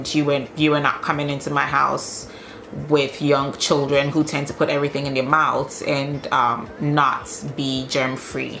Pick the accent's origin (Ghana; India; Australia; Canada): Ghana; now in Denmark; I'm Ghanaian